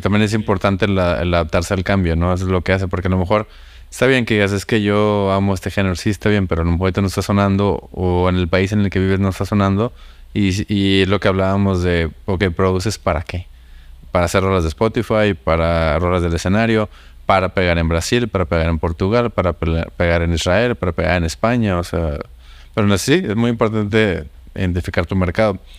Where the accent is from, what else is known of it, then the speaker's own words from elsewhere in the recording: Monterrey, Nuevo León, Mexico; yo soy de Monterrey